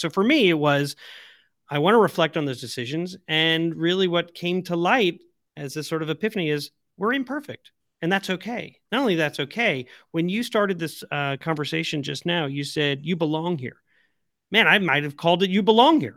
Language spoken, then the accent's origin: English; Long Island, the South Shore, New York, United States; I'm from Long Island, the South Shore